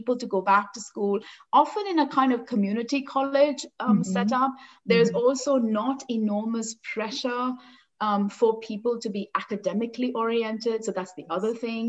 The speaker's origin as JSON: {"language": "English", "town": "Mumbai", "region": "Maharashtra", "country": "India", "tie": "born or raised there", "also_born_or_lived": "North Carolina, United States / New York, United States", "moved": "as an adult", "lives_now": "Toronto, Canada", "said": "I grew up in Bombay in India"}